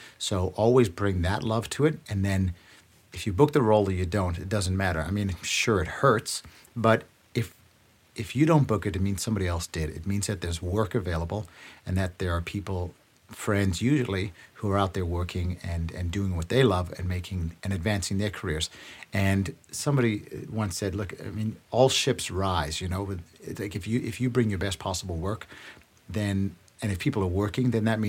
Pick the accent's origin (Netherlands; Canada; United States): Canada; it's still tough to get into those rooms as a Canadian.